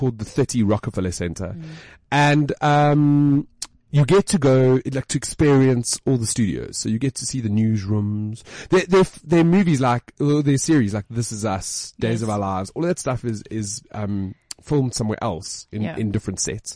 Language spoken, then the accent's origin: English; South Africa; I'm from South Africa